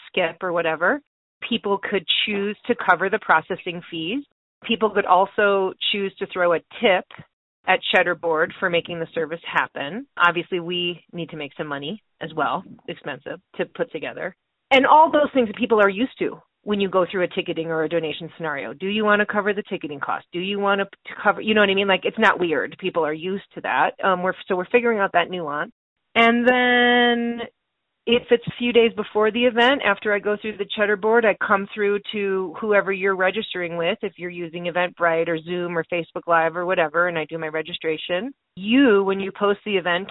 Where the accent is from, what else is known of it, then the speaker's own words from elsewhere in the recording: Wisconsin, United States; moved away; I'm from Wisconsin originally, too. And I am a proud cheesehead.